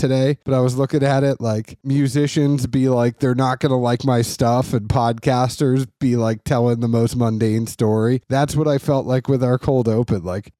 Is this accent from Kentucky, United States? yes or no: yes; Kentucky, United States; also born or lived in Boston / Tennessee; As y'all know, I am a Bostonian by birth, although I was matured in the state of Kentucky and the state of Tennessee.